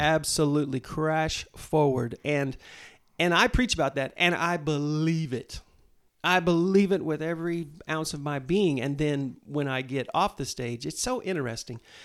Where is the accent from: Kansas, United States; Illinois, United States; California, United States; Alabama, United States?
Kansas, United States; Mulvane; grew up down in Mulvane, Kansas